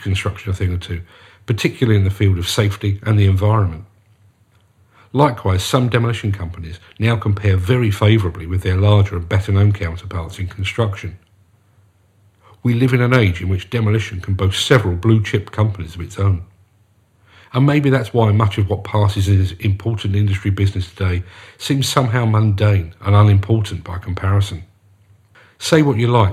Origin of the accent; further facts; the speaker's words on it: London, United Kingdom; As you can probably guess from my accent, I come from South London. When I was growing up